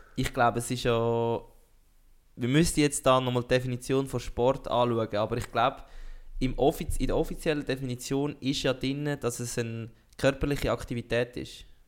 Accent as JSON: {"language": "German", "country": "Switzerland", "said": "als Schweizer"}